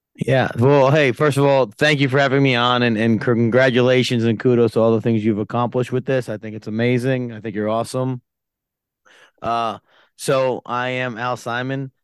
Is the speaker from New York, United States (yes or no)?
yes; Yonkers, New York, United States; born and raised in Yonkers, New York.